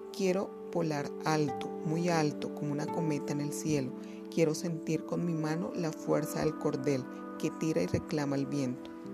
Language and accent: Spanish; Colombia; soy docente de literatura y soy de Colombia